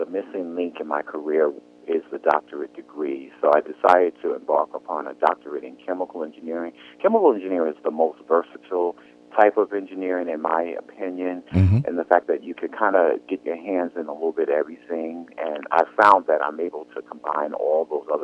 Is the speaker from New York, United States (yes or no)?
yes; New York City, New York, United States; also born or lived in New Jersey / Connecticut; I was born in Brooklyn, New York. I went to public school in the city of Brooklyn